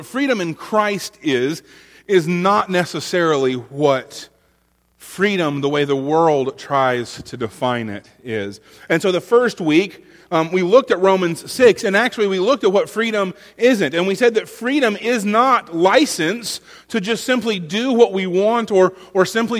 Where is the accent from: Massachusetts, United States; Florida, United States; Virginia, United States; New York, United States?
Florida, United States; now in North Carolina, United States; my home state